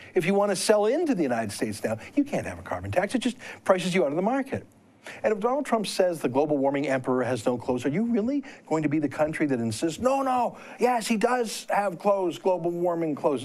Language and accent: English; Canada; I'm a Canadian